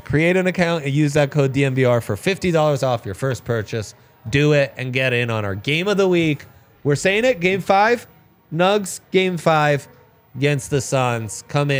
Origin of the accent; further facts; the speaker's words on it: Italy; It's what I loved as a kid. I grew up in Italy, so I'm allowed to say that.